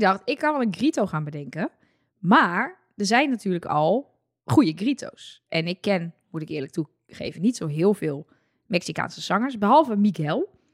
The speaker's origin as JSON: {"language": "Dutch", "country": "Netherlands", "said": "wij als Nederlanders"}